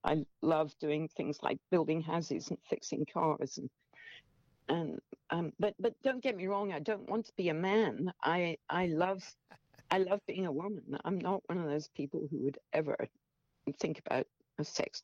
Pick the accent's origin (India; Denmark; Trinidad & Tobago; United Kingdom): United Kingdom; Scotland; moved away as an adult; also born or lived in Norway / Wales / England / California; I was born in Scotland, and I lived in Scotland until I was 18.